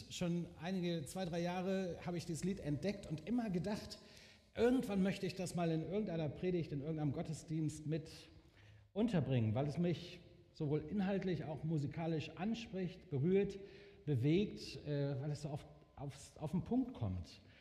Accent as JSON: {"language": "German", "town": "Bielefeld", "region": "North Rhine-Westphalia", "country": "Germany", "said": "Ich bin Bielefelder, ich bin vor über 40 Jahren in dieser Gemeinde, die damals sich noch ganz woanders getroffen hat, zum Glauben an Jesus gekommen"}